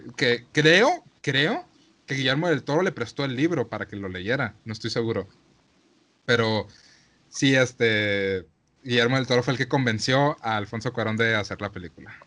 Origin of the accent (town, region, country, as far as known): Mexico